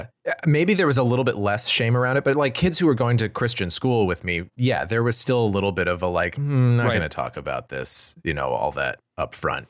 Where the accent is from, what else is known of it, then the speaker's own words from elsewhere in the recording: McKinley County, New Mexico, United States; I'm from McKinley County, New Mexico